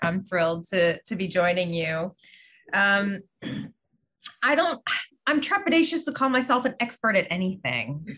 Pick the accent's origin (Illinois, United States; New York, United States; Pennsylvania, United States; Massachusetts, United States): Pennsylvania, United States; Pittsburgh; I grew up in Pittsburgh